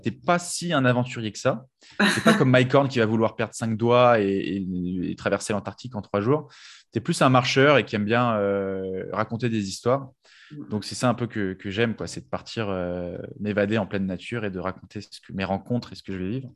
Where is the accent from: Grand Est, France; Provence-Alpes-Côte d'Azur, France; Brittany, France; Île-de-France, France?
Île-de-France, France; Paris; moi, en tant que Parisien